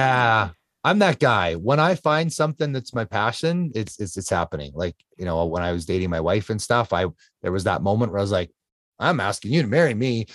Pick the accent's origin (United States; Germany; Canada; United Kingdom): Canada; I'm Canadian